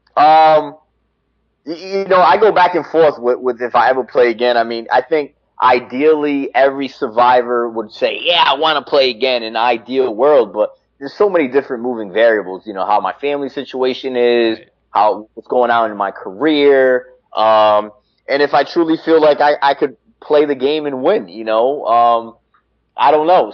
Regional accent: Connecticut, United States; I'm from Connecticut

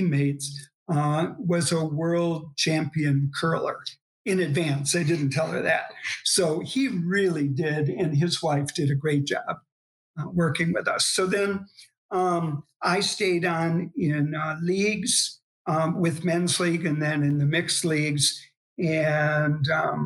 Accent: Chicago, Illinois, United States; moved away as an adult; also born or lived in Providence, Rhode Island; now in La Crosse, United States; We're originally from Chicago

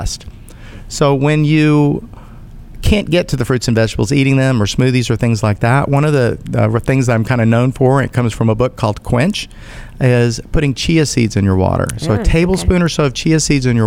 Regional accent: United States; I'm an American

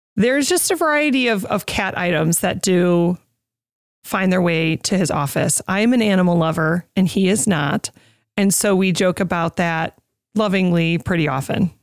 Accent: Oswego, United States; moved away; Back in Oswego, in my hometown

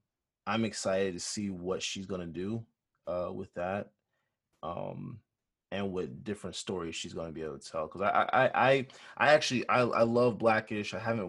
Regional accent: Newark, New Jersey, United States; Newark, New Jersey, that's where I'm from. I was born in Newark

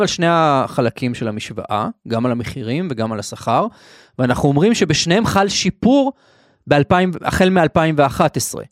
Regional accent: Israel; אני גר בישראל, אנחנו ישראלים

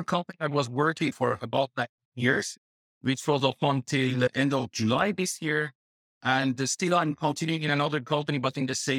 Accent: Tehran, Tehran Province, Iran; moved away as an adult; also born or lived in Dubai; now in Netherlands; I was living in my hometown in Tehran and also later in Dubai

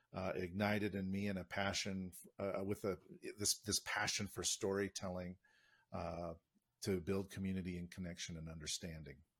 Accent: United States; moved away; an American in this country

